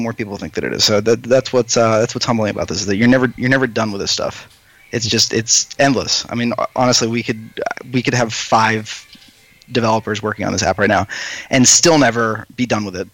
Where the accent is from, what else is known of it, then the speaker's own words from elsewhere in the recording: New York, United States; I'm from New York